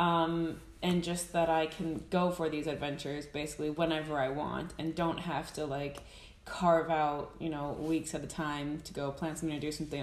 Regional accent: United States; accent: American; moved away as an adult; now in Iceland; if you couldn't tell from my accent, American

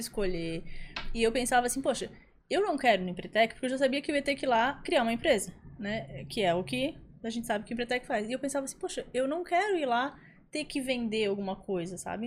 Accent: Florianópolis, Santa Catarina, Brazil; eu sou de Floripa também

